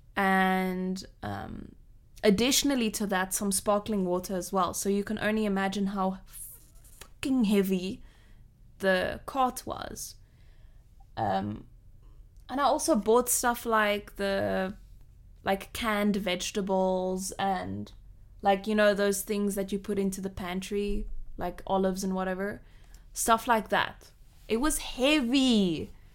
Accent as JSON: {"language": "English", "town": "Cape Town", "region": "Western Cape", "country": "South Africa", "tie": "born or raised there", "moved": "yes", "lives_now": "Switzerland", "said": "I grew up in a small suburb of Cape Town, Cape Town."}